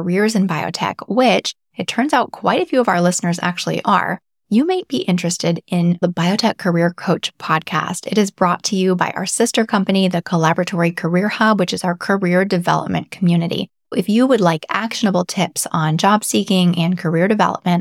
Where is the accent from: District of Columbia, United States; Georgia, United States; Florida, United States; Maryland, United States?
Georgia, United States; outside of Atlanta; now in Northeast, United States; I grew up outside of Atlanta, so lots of Krogers